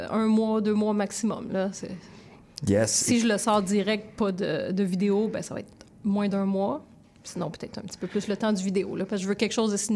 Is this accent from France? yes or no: no; Châteauguay, Quebec, Canada; now in Montreal, Canada; moi, j'ai grandi à Châteauguay, mais je faisais pas de rap là-bas. En fait, euh, je suis arrivée à Montréal, j'avais 18-19 euh, ans.